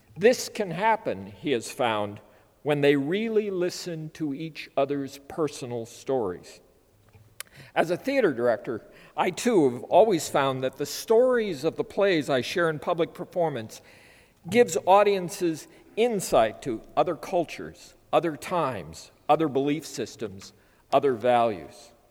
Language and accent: English; Minnesota, United States; As a child growing up on a farm in Minnesota